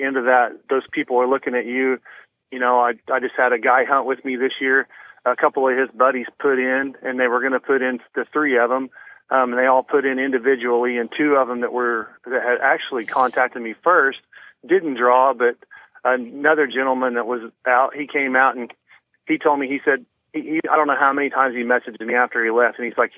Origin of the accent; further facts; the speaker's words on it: Missouri, United States; now in Kansas, United States; I grew up in Missouri, like I said